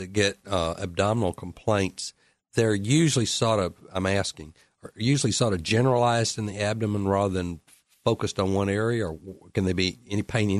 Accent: Alabama, United States; moved away as an adult; now in Mississippi, United States; You can tell I was raised in Alabama

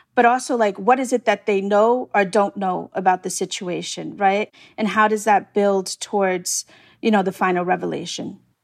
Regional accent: New York City, New York, United States; I'm from Staten Island, so I know, I know Staten Island very well

